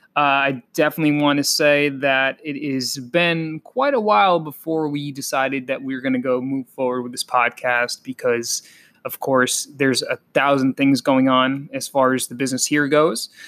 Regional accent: Connecticut, United States; also born or lived in Colombia; I'm also a Connecticut kid. I was raised in Connecticut primarily.

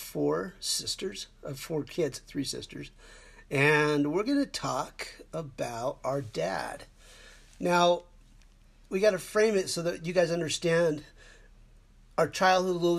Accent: Mesa, Arizona, United States; we grew up in Mesa, Arizona

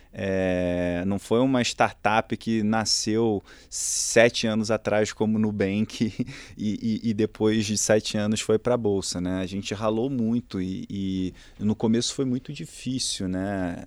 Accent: Rio de Janeiro, Brazil; accent: Carioca; moved away as an adult; also born or lived in Boston, United States; sou carioca, é, nasci no, no Rio e durante toda a minha infância, é, basicamente estudei numa única escola lá

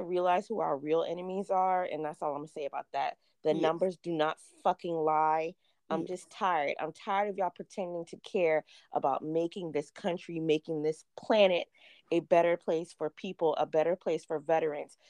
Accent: South Carolina, United States; I'm born and raised in South Carolina

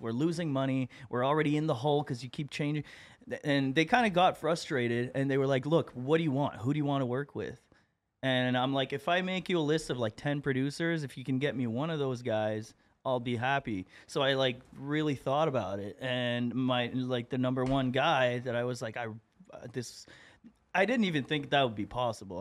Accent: Moncton, New Brunswick, Canada; moved away as an adult; also born or lived in Montreal; I'm from uh, Moncton, New Brunswick, like far east coast of Canada

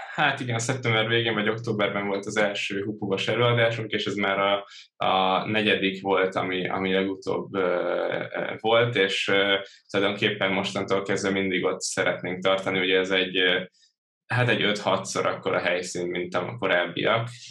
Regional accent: Törökbálint, Pest, Hungary; also born or lived in Budapest; Budapesten születtem, Török Bálinton nőttem fel

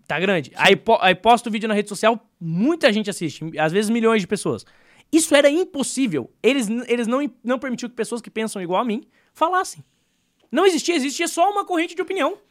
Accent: Brazil; Nós como brasileiros

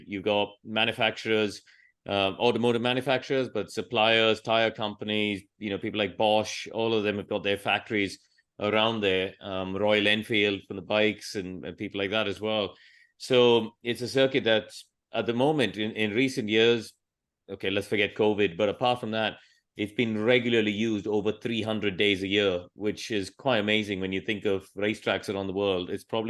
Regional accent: Chennai, Tamil Nadu, India; I grew up in Chennai

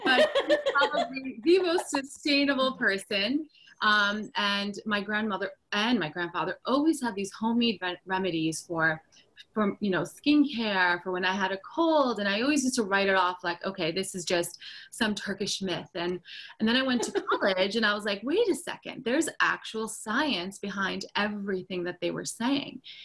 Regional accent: United States; also born or lived in Turkey; being uh, first generation American, um, back and forth between New York, New Jersey, and, and, Turkey

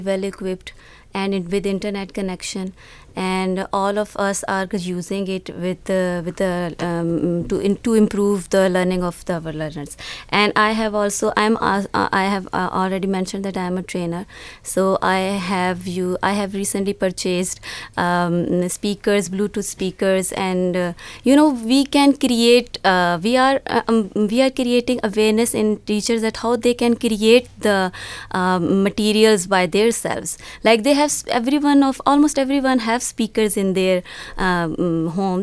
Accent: Punjab, Pakistan; I'm from Punjab, Pakistan

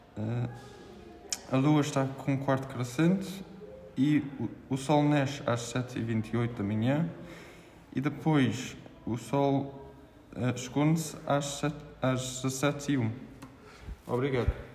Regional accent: England, United Kingdom; sou de Inglaterra

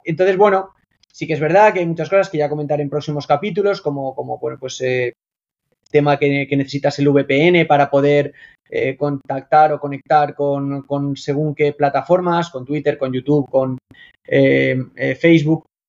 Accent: Spain; moved away as an adult; also born or lived in Gran Canaria / Zaragoza / United Kingdom; now in China; un español

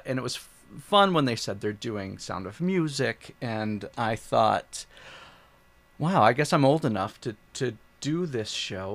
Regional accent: Maple Grove, Minnesota, United States; also born or lived in Illinois; I'm from Maple Grove

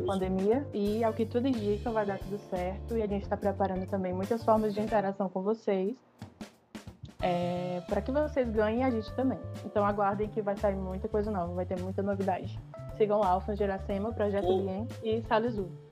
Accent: Ceará, Brazil; somos daqui do Ceará, então galera de Fortaleza

